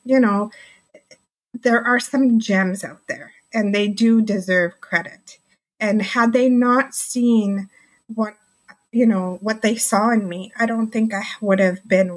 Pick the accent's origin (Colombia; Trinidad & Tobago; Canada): Canada; Markham, Ontario; I'm from Markham, Ontario, and that's just the outskirts of the GTA